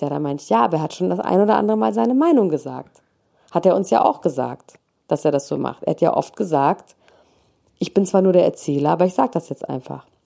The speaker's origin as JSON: {"language": "German", "country": "Italy", "tie": "born there", "said": "Ich wäre aber einfach gerne Amerikaner. Das ist eigentlich alles, was ich damit sagen wollte. Aber ich bin einfach in Italien geboren, deswegen wird es nicht happen."}